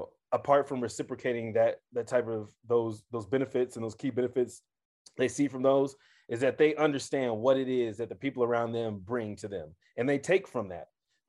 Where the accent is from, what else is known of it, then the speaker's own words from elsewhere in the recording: Kansas City, Missouri, United States; now in Denver, United States; For the audience, I'm from Kansas City.